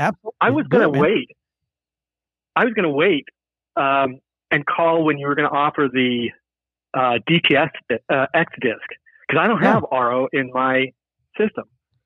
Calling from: Seattle, Washington, United States

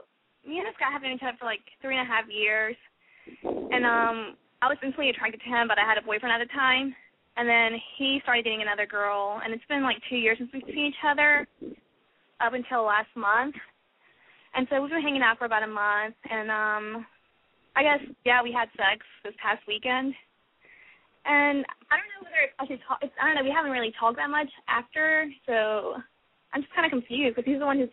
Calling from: South Carolina, United States; I'm 22, and I'm calling from South Carolina.

